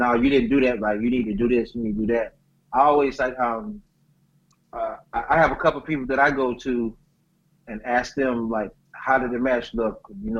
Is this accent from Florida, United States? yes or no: yes; Mount Dora, Florida, United States; moved away as an adult; also born or lived in Plymouth, Florida / Mississippi Gulf Coast; I actually grew up two houses from Warren Sapp. Then I moved to Mount Dora. And then I grew up in Mount Dora. And I actually went to school in Mount Dora High School, home of the Hurricanes.